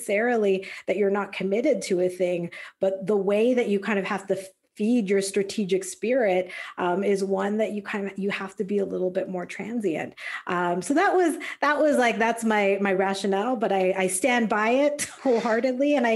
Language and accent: English; Calgary, Alberta, Canada; moved away as an adult; also born or lived in San Diego; I'm Canadian. So I grew up back in Calgary, Alberta.